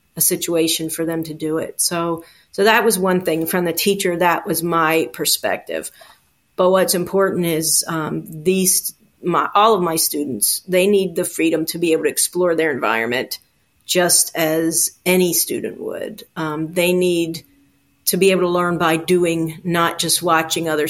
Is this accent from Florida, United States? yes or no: no; Baltimore, Maryland, United States; I was born in Baltimore City, and that's where I grew up